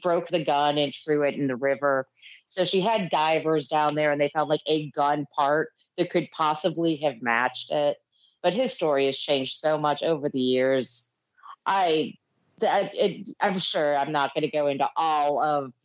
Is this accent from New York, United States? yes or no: yes; New York, United States; I grew up in New York